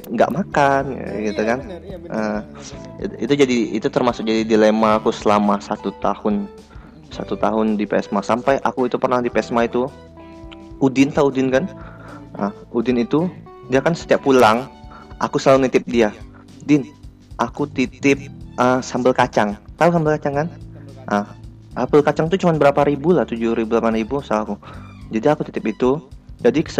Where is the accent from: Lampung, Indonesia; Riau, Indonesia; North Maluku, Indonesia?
Riau, Indonesia; now in Surabaya, Indonesia; kalau misalnya dari daerah asal aku ya dibanding Surabaya Surabaya termasuk murah